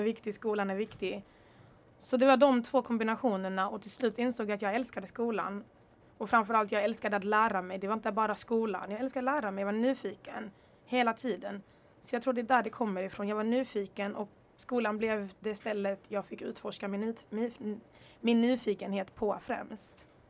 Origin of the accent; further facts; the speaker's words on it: Örebro, Örebro County, Sweden; also born or lived in Congo / Rwanda / Dalby / Netherlands; now in Lund, Sweden; jag repar faktiskt Örebro också, 019, jag svär. Det är faktiskt där jag växte upp, det är där min barndom är